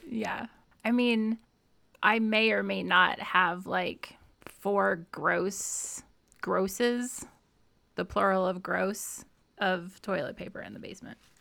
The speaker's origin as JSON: {"language": "English", "region": "Midwest", "country": "United States", "tie": "born or raised there", "also_born_or_lived": "New England", "moved": "yes", "said": "growing up in the Midwest"}